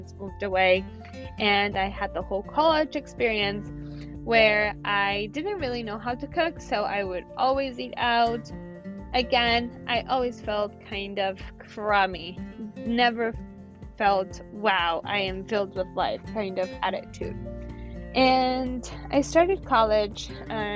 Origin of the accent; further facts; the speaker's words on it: San Diego, California, United States; also born or lived in Mexico; I was the only one that at age 5 had to move back here to California. And yeah, so I am basically a native San Diegan